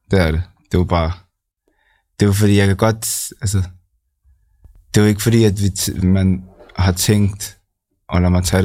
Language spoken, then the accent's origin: Danish; Copenhagen, Capital Region of Denmark, Denmark; nej, jeg er her fra København.